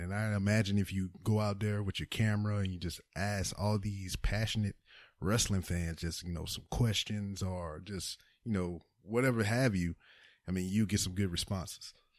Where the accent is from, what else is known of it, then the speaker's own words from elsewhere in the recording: Lake Charles, Louisiana, United States; moved away as an adult; now in Houston, United States; I'm from Lake Charles. Lake Charles is in Louisiana